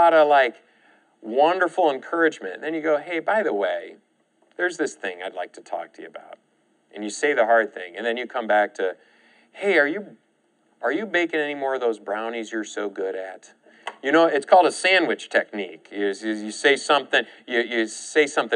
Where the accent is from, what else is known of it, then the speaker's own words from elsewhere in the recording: Michigan, United States; now in Oklahoma, United States; in my case, from Michigan